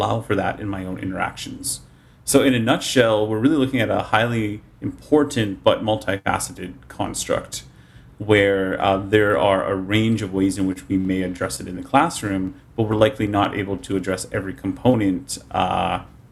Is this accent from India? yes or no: no; Canada; first language English; also born or lived in Japan; I'm from Canada, so I've studied French.